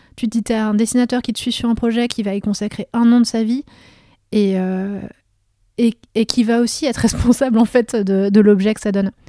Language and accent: French; Vosges, Grand Est, France; moved away; also born or lived in Meurthe-et-Moselle; je suis fille de médecin, de médecin de, de toute petite ville des Vosges mais j'ai quand même ce contexte-là où j'ai grandi